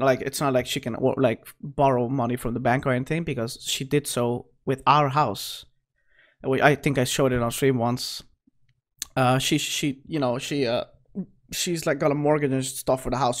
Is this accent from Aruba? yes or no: yes; Aruba; also born or lived in Caracas, Venezuela; I actually grew up on that island.